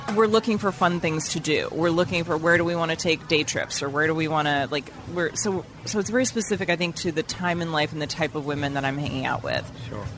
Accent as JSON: {"language": "English", "region": "Vermont", "country": "United States", "tie": "born or raised there", "moved": "yes", "said": "I grew up in Vermont"}